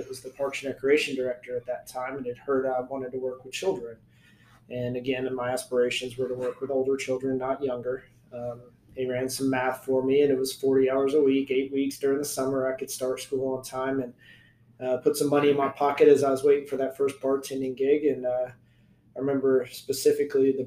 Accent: Acworth, Georgia, United States; I'm born and raised in Ackworth, as hometown

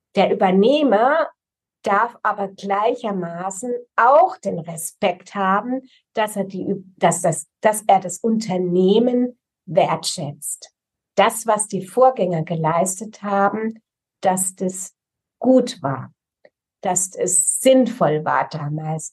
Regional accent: Rhineland-Palatinate, Germany; Ich bekenne mich als Pfälzerin

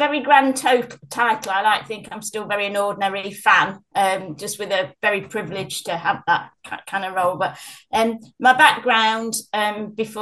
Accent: Nottingham, East Midlands, United Kingdom; we're from Nottingham

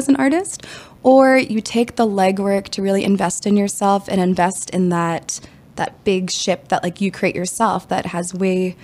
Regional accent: Washington, District of Columbia, United States; I'm from Washington, D.C.

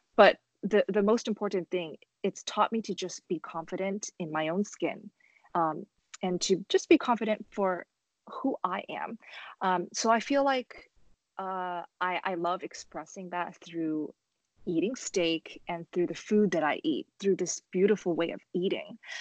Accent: Los Angeles, California, United States; also born or lived in Shenzhen, China; I was born in uh, Shenzhen, China, and I moved to Los Angeles when I was three. Um, so I'm very proud to represent um, my country, um, but because I grew up in America

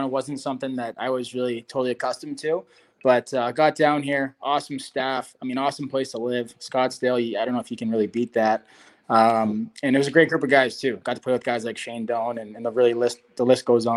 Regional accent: Toronto, Ontario, Canada; also born or lived in Montreal; as a kid growing up in Toronto

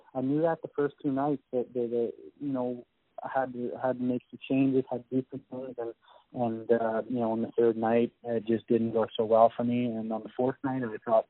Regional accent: Grande Prairie, Alberta, Canada; I'm from Grand Prairie

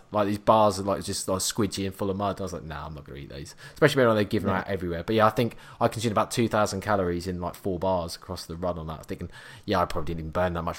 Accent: Norwich, East of England, United Kingdom; I'm from Norwich, which is the complete other arse end of the country.

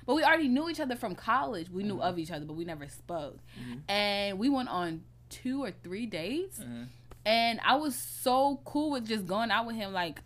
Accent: United States; I grew up in the States

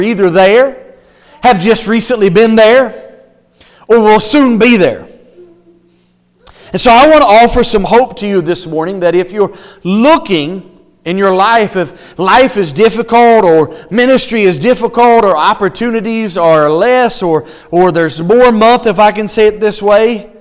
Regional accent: the South, United States; moved away; I'm from the South

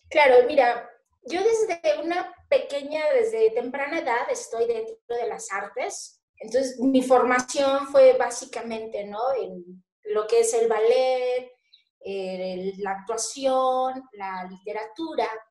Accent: Mazatlán, Sinaloa, Mexico; also born or lived in Torreón / Colombia / Mexico City; yo nací aquí en Mazatlán. Nací aquí, bueno, nací en Mazatlán, eh, la licenciatura y bueno, todo lo que es mi formación básica la estudié allí

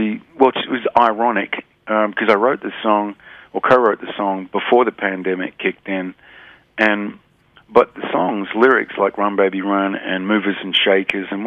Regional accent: Australia; being an Australian

